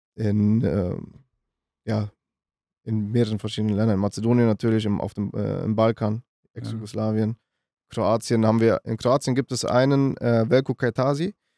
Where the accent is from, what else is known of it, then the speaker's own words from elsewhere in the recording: Düsseldorf, North Rhine-Westphalia, Germany; also born or lived in Münster / Macedonia; ich komme aus Düsseldorf